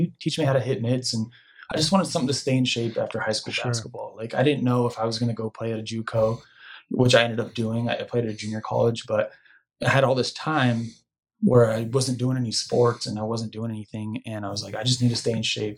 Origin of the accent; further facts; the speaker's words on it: Tucson, Arizona, United States; Originally, I grew up and went to high school in Tucson